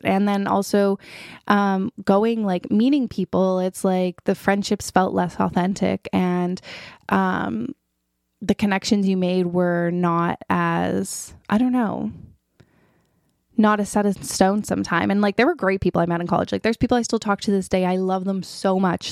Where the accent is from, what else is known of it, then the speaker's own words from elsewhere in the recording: Toronto, Ontario, Canada; also born or lived in Ottawa; I was back in Toronto, hometown